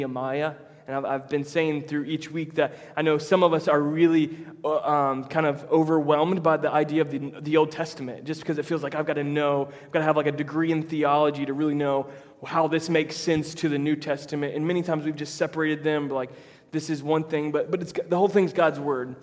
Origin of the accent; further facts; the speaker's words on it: Tampa, Florida, United States; now in Jacksonville, United States; I'm from Tampa originally.